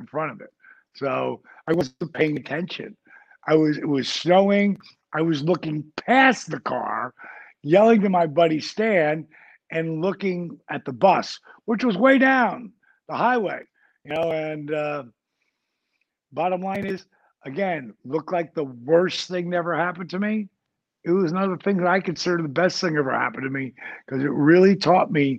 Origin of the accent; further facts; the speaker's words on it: New Jersey, United States; I grew up in Jersey.